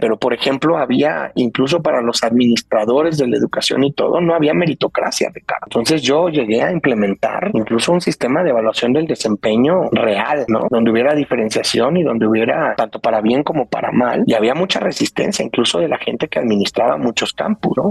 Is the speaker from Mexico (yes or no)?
yes; Mexico; also born or lived in Brazil / Colombia / New Jersey